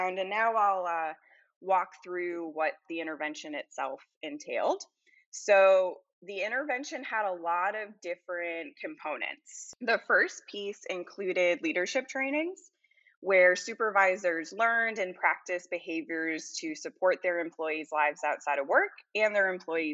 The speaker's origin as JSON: {"language": "English", "town": "Salem", "region": "Massachusetts", "country": "United States", "tie": "born or raised there", "also_born_or_lived": "Colorado / Louisiana", "moved": "as an adult", "lives_now": "Baton Rouge, United States", "said": "I grew up in Salem, Massachusetts"}